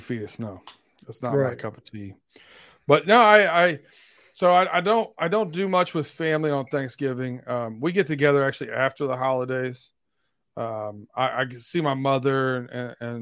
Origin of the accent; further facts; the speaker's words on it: Lima, Ohio, United States; I grew up, you know, we grew up in Lima, Ohio.